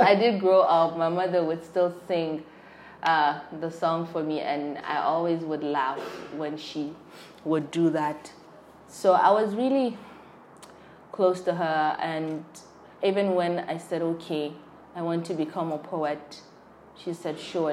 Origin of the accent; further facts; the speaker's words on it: Borno, Nigeria; I'm from Borno, and you know how Borno people are with tea